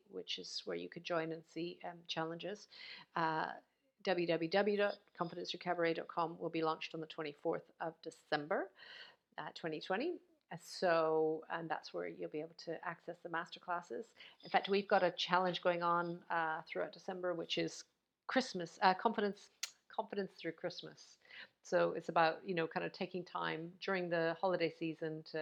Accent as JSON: {"language": "English", "country": "Canada", "moved": "yes", "lives_now": "United Kingdom", "said": "I know I'm in the UK right now, although I'm from Canada, I'm here in the UK"}